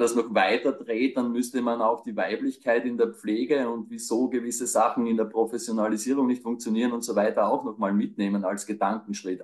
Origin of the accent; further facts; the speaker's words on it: Burgenland, Austria; moved away; also born or lived in Graz; ich komme aus dem Burgenland